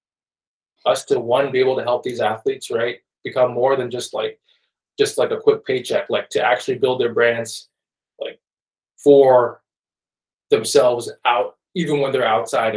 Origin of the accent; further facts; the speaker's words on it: Wake Forest, North Carolina, United States; also born or lived in Nairobi, Kenya; I was born in Kenya, Nairobi, Kenya. I grew up there until I was about 8. And in 2003, my dad brought the whole family to America, to North Carolina